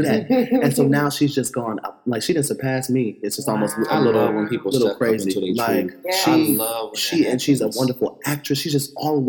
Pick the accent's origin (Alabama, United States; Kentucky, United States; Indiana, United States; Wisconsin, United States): Indiana, United States; Fort Wayne; now in New York, United States; I'm from Fort Wayne, Indiana